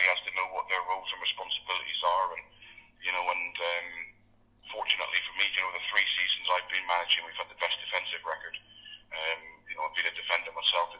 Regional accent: Plymouth, South West England, United Kingdom; obviously my hometown club

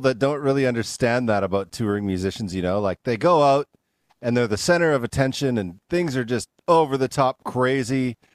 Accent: Canada; now in United States; I'm from Canada, and like I almost never had sugar because it's just not a big thing in Canada as much. I moved down here

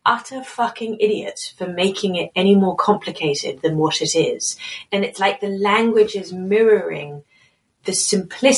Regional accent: United Kingdom; as a Brit

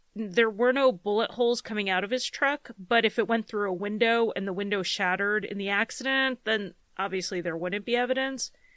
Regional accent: Connecticut, United States; growing up in Connecticut, which is in the northeast part of the U S

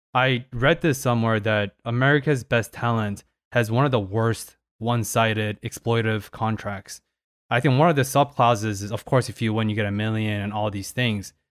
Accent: Paris, Île-de-France, France; I was born in Paris

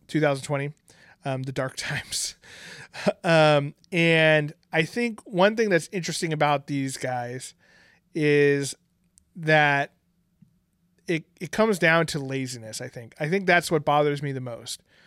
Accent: Bay Area, California, United States; we've lived in the Bay Area our whole entire lives

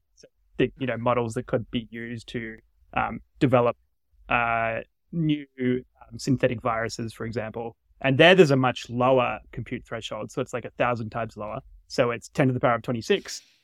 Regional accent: Australia; now in United States; I'm from Australia originally

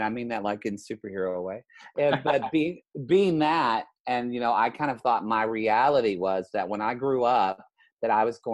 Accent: Southern Oklahoma, United States; now in Los Angeles, United States; I grew up in Southern Oklahoma in the 80s

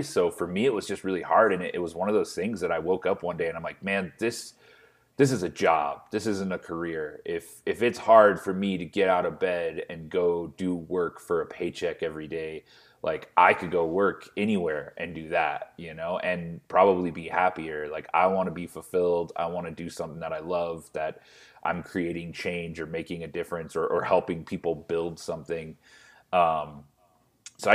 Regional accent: Fort Morgan, Colorado, United States; Yeah, man. I'm a Colorado native. I grew up in Fort Morgan, Colorado. Stayed there all the way through high school.

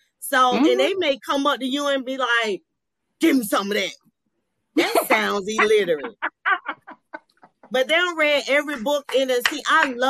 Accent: Atlanta, Georgia, United States; I'm from Atlanta.

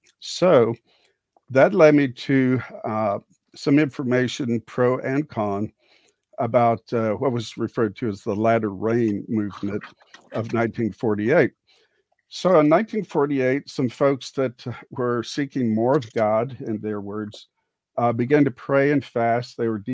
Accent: Houston, Texas, United States; Well, I grew up in the Houston area and became a teacher, lit teacher and social studies

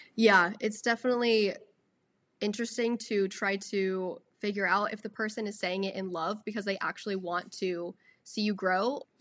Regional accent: Austin, Texas, United States; I was born in Austin and then grew up here ever since. I've never moved out of the state, out of the city or anything

